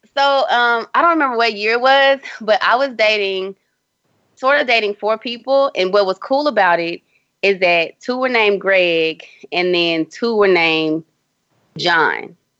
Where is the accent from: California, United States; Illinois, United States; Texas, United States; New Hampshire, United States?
Texas, United States; Houston; my hometown, Houston, Texas